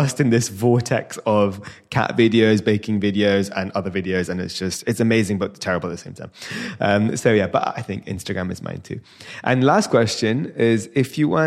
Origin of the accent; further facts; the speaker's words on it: London, United Kingdom; I was born and raised in North London